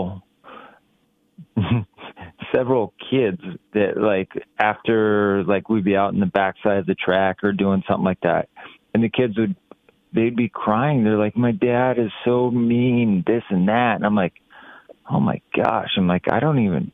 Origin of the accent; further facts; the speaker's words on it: Ukiah, California, United States; I grew up in Ukiah, which is 3 hours north of San Francisco.